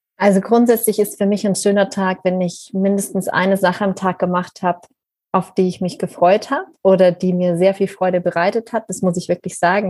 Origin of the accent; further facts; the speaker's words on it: Bavaria, Germany; ich bin ja in Bayern auf einem Bauernhof aufgewachsen